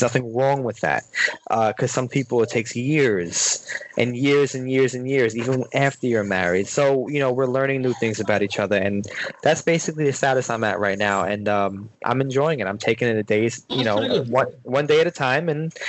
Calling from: Brooklyn, New York, United States; I'm actually in Brooklyn, New York

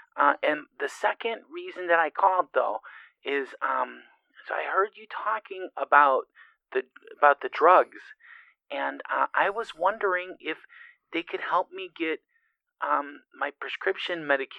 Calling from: Utah, United States; I'm from Lake in the Hills, Utah.

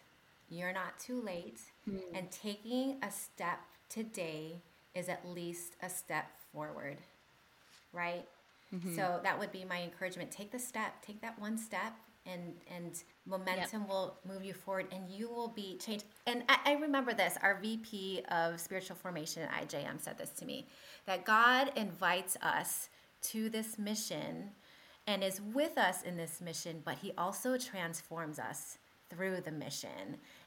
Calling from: Tennessee, United States; I am coming from Tennessee in the U.S., but I have family in Calgary.

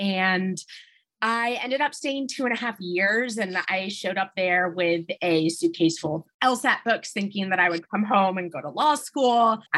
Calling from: Washington, District of Columbia, United States; also born or lived in Thailand / Nepal; I'm calling in from Washington, D.C.

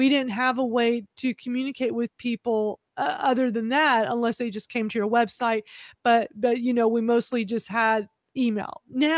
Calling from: Houston, Texas, United States; I'm in Houston, Texas.

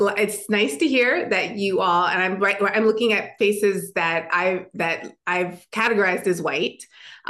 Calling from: Minneapolis, Minnesota, United States

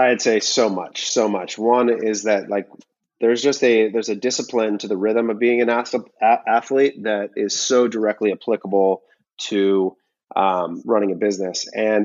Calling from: California, United States; I'm in from Southern California

